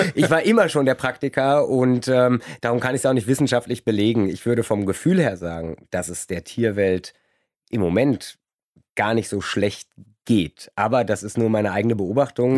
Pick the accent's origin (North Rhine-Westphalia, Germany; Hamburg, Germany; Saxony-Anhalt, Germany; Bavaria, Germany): North Rhine-Westphalia, Germany; Kleve; now in Cologne, Germany; Ich komme ursprünglich aus Kleve vom Niederrhein und da gibt es viel, viel Nichts, viel Natur und da bin ich den ersten Tieren auch begegnet